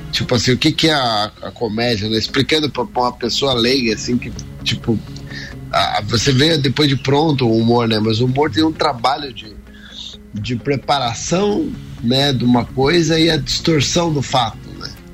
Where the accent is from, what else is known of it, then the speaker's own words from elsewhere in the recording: Curitiba, Paraná, Brazil; sou natural de Curitiba, né? Fiz minha vida toda na minha cidade de Curitiba